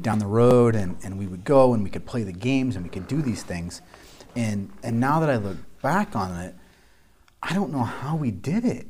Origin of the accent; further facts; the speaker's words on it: Council Bluffs, Iowa, United States; I grew up in Council Bluffs, Iowa